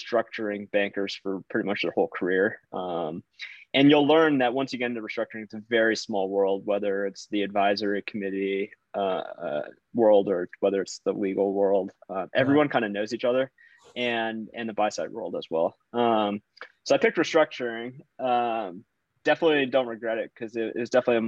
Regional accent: Virginia, United States; I grew up in Virginia, went to UVA

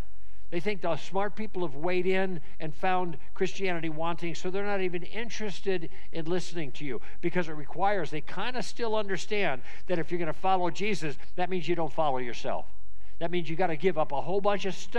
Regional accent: Southern California, United States; I'm from Southern California

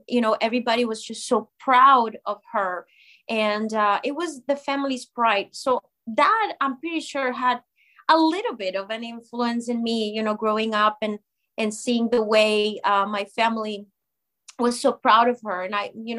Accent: Colombia; moved away as an adult; now in United States; my home country of Colombia

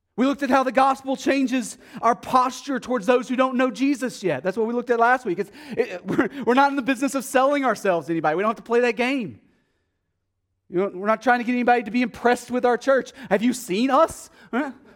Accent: Texas, United States; accent: Texas; my Texas accent

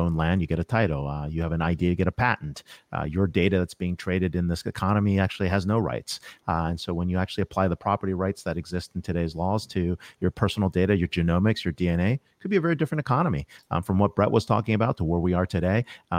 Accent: United States; that's maybe because I'm very American, right?

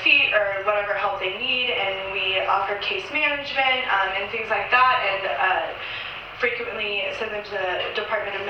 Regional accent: Houston, Texas, United States; moved away as an adult; now in Washington, D.C., United States; I am from Houston, Texas.

